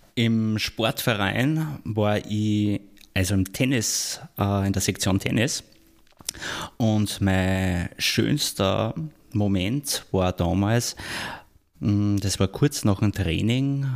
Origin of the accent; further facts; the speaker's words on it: Austria; in der Bundeshauptstadt bei uns in Wien